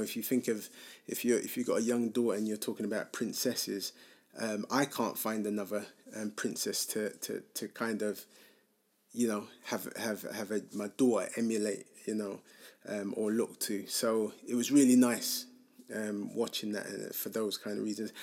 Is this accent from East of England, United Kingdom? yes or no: no; London, United Kingdom; growing up in Hackney and growing up in the U K